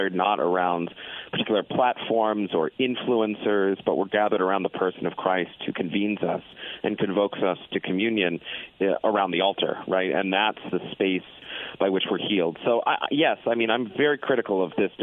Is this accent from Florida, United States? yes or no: yes; South Florida, United States; now in Granger, United States; I was born in South Florida. My parish was this sort of Irish Catholic parish